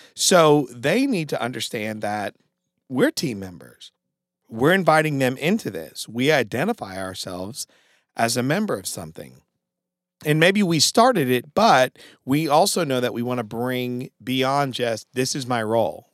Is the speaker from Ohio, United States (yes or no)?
no; Connecticut, United States; now in Greenville, United States; I'm from Connecticut.